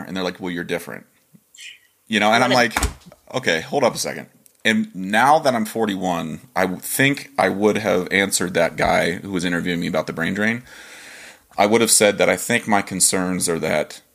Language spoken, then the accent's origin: English; Dover, Ohio, United States; moved away as an adult; I'm from Dover, Ohio